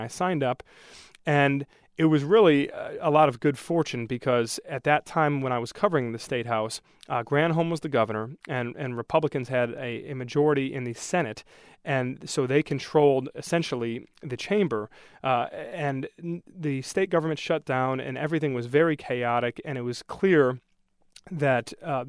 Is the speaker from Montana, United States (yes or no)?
no; Brighton, Michigan, United States; also born or lived in Livonia, United States; Sure. Well, I grew up in Brighton. For the most part, I spent a few years in Livonia when I was younger, but we moved to Brighton when I was in first grade